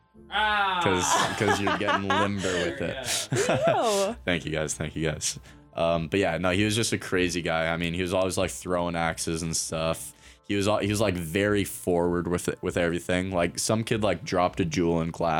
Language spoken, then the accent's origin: English; Waldport, Oregon, United States; also born or lived in Nehalem, Oregon; I grew up in Nehalem, Oregon